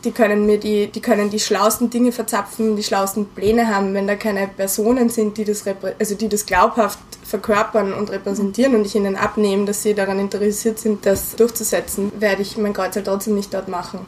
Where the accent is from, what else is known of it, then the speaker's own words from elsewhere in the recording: Vienna, Austria; auf der WU als Wienerin